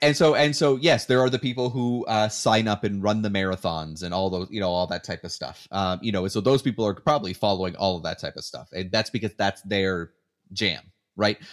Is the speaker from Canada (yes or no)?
yes; Canada; moved away as an adult; now in United States; even when I was living in Canada, I wanted the Canadian interest story, for sure, 'cause, I mean, I'm Canadian.